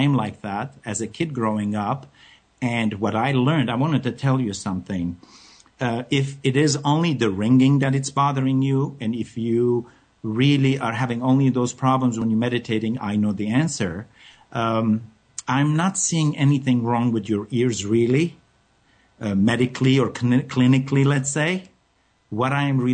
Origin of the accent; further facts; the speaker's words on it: France; moved away; I come from France